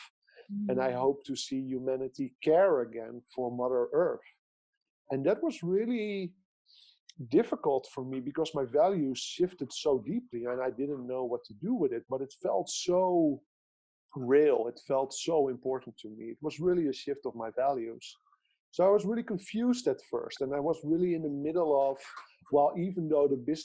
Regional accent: Netherlands; I grew up in the Netherlands and I still live in the Netherlands

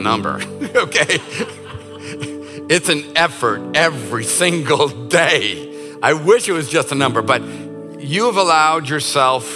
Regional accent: United States; as an American

